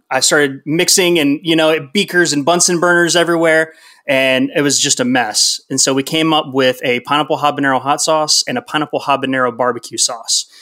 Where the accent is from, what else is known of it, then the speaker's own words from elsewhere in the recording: Atlanta, Georgia, United States; moved away as an adult; also born or lived in Texas (UTMB area); we're actually f, originally from Atlanta.